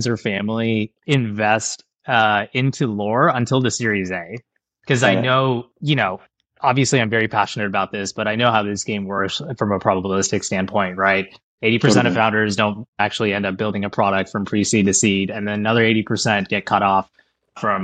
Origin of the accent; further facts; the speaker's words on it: India; now in United States; I'm an immigrant from India